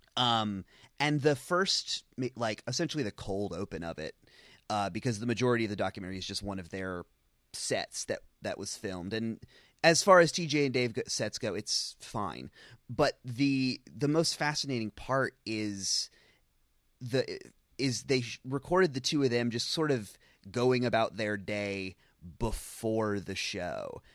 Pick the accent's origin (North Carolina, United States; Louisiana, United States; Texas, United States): North Carolina, United States; Charlotte; moved away; I'm from North Carolina. Every time I go back to Charlotte